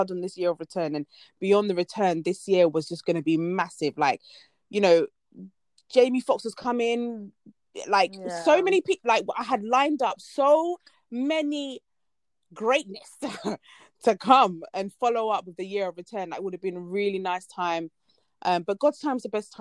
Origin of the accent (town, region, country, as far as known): Ghana